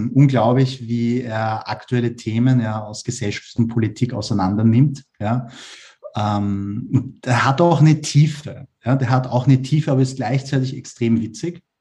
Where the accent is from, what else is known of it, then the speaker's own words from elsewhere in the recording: Vienna, Austria; Ich bin ja Asiat, also meine Eltern kommen aus Korea, aber ich bin in Wien geboren und aufgewachsen und äh, ja, ich, meine Mentalität ist weiß, also halt wienerisch, aber ich schaue aus wie ein Koreaner.